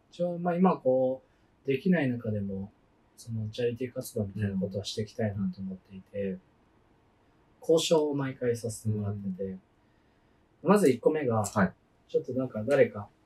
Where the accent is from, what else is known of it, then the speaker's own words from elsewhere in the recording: Yamanashi, Japan; 地元山梨県